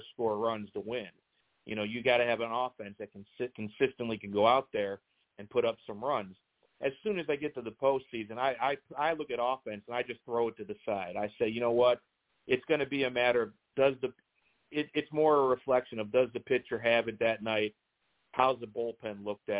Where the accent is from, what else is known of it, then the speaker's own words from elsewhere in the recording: Cleveland, Ohio, United States; now in Tampa Bay, United States; I grew up in Cleveland